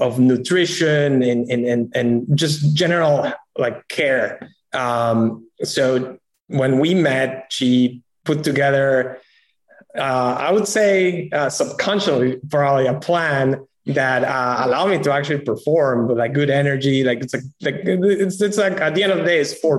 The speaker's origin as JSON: {"language": "English", "country": "Peru", "also_born_or_lived": "New York City", "moved": "as an adult", "said": "I'm originally from Peru"}